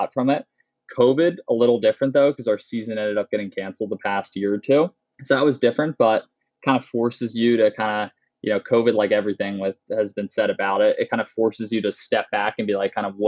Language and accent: English; Philadelphia, Pennsylvania, United States; moved away as an adult; also born or lived in New Haven, Connecticut; I'm originally from the Philadelphia area